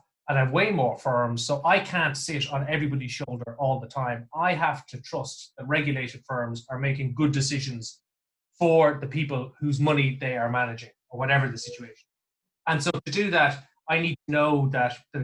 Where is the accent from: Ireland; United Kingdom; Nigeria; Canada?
Ireland; near Navan, County Meath, Leinster; I say I'm from Navan, but I'm not really. I'm from the countryside, 7 miles outside